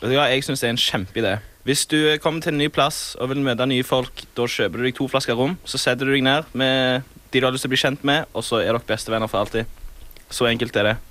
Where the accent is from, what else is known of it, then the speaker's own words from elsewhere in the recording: Sola, Rogaland, Norway; Jeg er da fra Sola. Det ligger rett ved Stavanger.